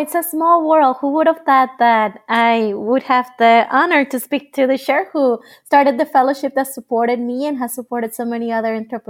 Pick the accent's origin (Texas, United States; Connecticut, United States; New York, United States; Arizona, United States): Arizona, United States; Mesa; also born or lived in Nogales, Mexico; internal migration from Tijuana to Nogales in the Mexican side, which is like 3 hours south of where I grew up in Mesa, Arizona.